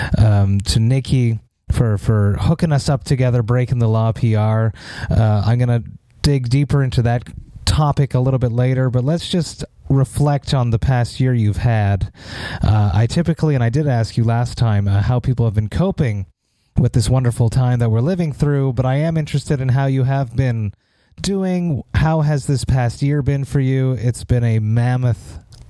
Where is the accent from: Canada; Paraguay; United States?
Canada; Montreal, Quebec; my hometown of Montreal